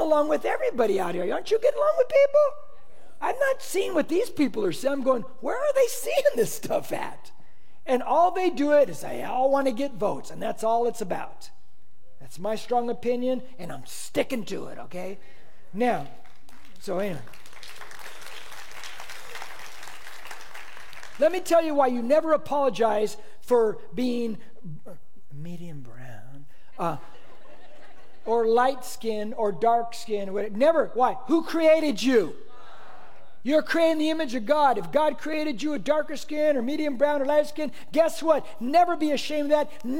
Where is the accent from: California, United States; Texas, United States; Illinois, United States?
California, United States; Corona; I grew up on this Mexican side of Corona.